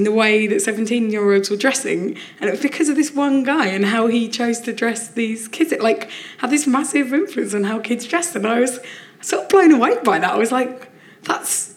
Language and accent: English; Orpington, London, United Kingdom; where I grew up in Orpington